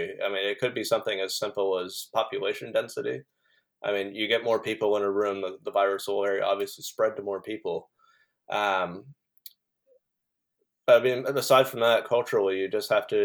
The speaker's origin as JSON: {"language": "English", "country": "United States", "tie": "born or raised there", "moved": "as an adult", "lives_now": "New Zealand", "said": "I haven't actually lived in the United States for almost 10 years"}